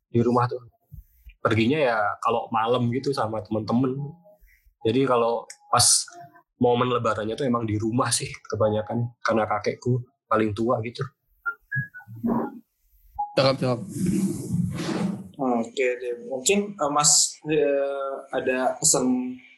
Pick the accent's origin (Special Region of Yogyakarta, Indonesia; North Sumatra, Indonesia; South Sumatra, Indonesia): Special Region of Yogyakarta, Indonesia; Gunung Kidul; Jadi uh, kampungku itu di Kabupaten Gunung Kidul, eh, provinsinya di Yogyakarta.